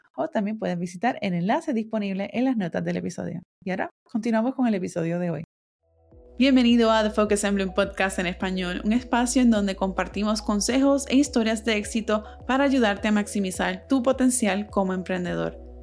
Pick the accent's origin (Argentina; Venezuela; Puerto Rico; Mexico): Puerto Rico; moved away as an adult; now in California, United States; yo me fui de Puerto Rico y me mudé a California para, seguir estudiando